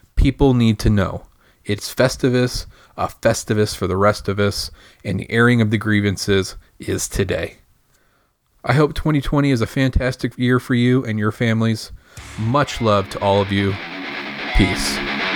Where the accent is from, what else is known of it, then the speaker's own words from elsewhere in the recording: Michigan, United States; now in Indiana, United States; I grew up in Michigan.